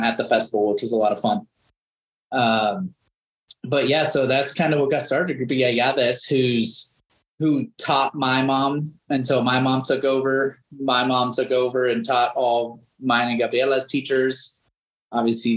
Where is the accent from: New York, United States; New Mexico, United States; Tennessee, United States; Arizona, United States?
Arizona, United States; Phoenix; first language Greek; English is a second language; Born and raised here in Phoenix